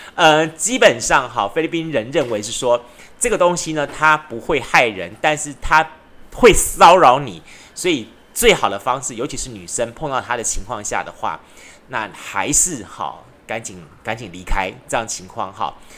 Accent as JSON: {"language": "Chinese", "country": "Taiwan", "said": "不管是在我们台湾的，像台南的、高雄的"}